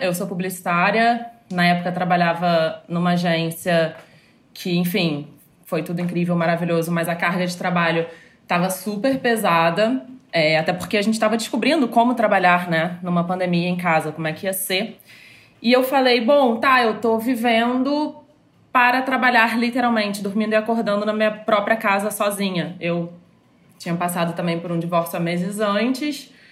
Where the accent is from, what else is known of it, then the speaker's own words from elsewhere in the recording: Rio de Janeiro, Brazil; moved away as an adult; also born or lived in São Paulo; eu sou carioca, atualmente moro no Rio de novo